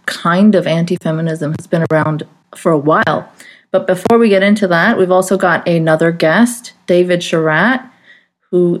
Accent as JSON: {"language": "English", "country": "Saudi Arabia", "tie": "born or raised there", "said": "I grew up in Saudi Arabia"}